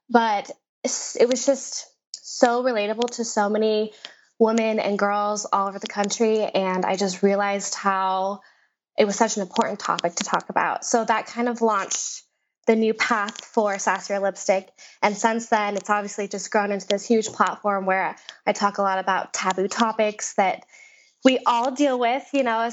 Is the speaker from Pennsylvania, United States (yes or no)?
no; Las Vegas, Nevada, United States; also born or lived in New York City; I was born and raised in Las Vegas